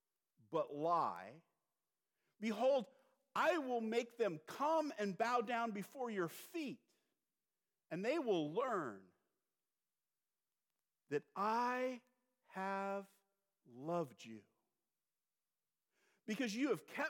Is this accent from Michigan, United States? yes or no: no; California, United States; moved away; I'm from California.